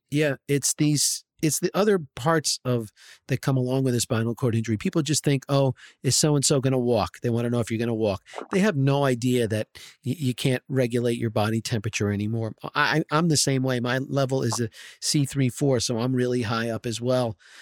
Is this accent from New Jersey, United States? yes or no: yes; New Jersey, United States; I grew up in New Jersey here